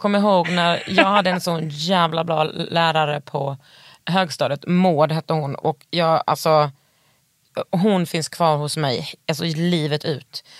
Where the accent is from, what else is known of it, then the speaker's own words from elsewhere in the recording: Västergötland, Västra Götaland, Sweden; jag är eh, bördig från Västergötland